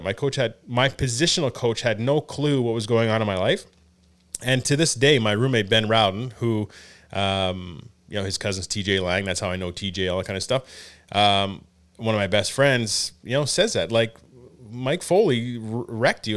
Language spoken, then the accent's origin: English; Elmer, Ontario, Canada; I grew up in Elmer.